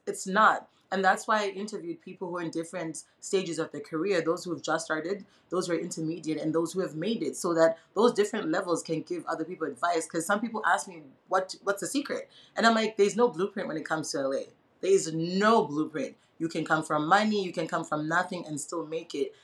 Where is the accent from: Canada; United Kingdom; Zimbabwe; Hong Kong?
Zimbabwe; moved away as an adult; now in United States; I was born and raised in Zimbabwe, so I only left when I was 19 years old.